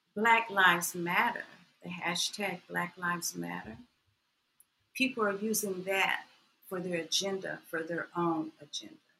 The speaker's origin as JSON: {"language": "English", "town": "Atlanta", "region": "Georgia", "country": "United States", "also_born_or_lived": "Waycross, Georgia", "said": "I'm from Atlanta, the home of the civil rights movement"}